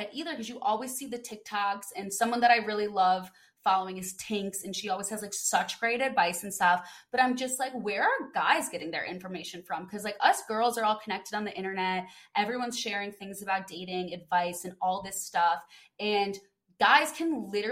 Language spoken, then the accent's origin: English; Midwest, United States; moved away; also born or lived in California; I was like from the Midwest